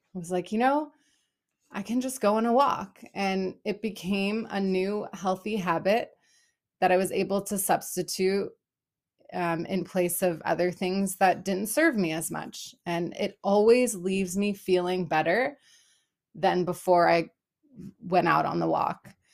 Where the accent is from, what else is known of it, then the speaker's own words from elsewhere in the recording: Los Angeles, California, United States; moved away as an adult; also born or lived in Berlin, Germany / Israel; now in Portland, United States; I am originally from Los Angeles, California